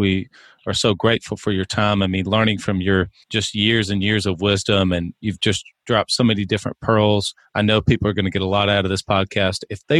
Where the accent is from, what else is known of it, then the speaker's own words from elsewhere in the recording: Alabama, United States; Yeah, I am from Alabama, but I'm an Auburn guy, so.